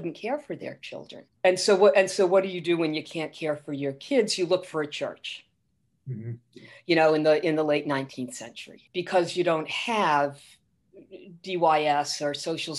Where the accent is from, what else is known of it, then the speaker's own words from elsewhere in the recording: Providence, Rhode Island, United States; I grew up right near Providence College